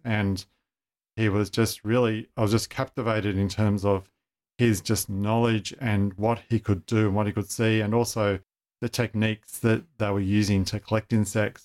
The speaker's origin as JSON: {"language": "English", "town": "Sydney", "region": "New South Wales", "country": "Australia", "tie": "born or raised there", "said": "I grew up in Sydney, went to, you know, school in northwest Sydney"}